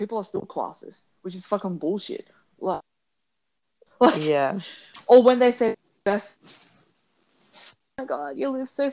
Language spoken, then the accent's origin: English; Penrith, New South Wales, Australia; growing up in Penrith.